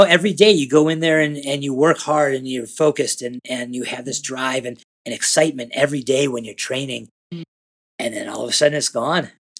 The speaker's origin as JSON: {"language": "English", "town": "Cleveland", "region": "Ohio", "country": "United States", "tie": "born or raised there", "also_born_or_lived": "Boulder, Colorado", "moved": "as an adult", "said": "I was born and grew up in Cleveland, Ohio, and moved to Boulder, Colorado when I was 22, 23, something like"}